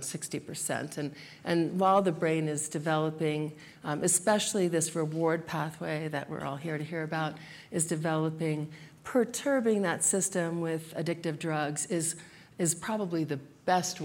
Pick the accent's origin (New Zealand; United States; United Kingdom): United States; New Jersey; moved away; also born or lived in South Florida; I grew up in New Jersey mostly